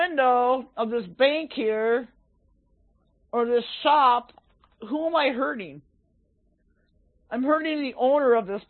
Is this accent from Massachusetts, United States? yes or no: no; Minneapolis, Minnesota, United States; I'm from Minneapolis